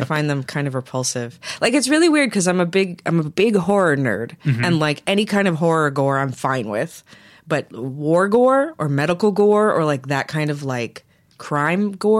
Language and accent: English; Las Vegas, Nevada, United States; I was born and raised in Las Vegas, Nevada.